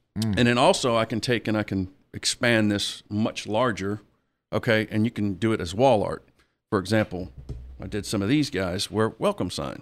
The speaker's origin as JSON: {"language": "English", "town": "Biloxi", "region": "Mississippi", "country": "United States", "also_born_or_lived": "Ocean Springs (ASR 'Sosher'), Mississippi", "said": "I'm, I'm originally from Biloxi"}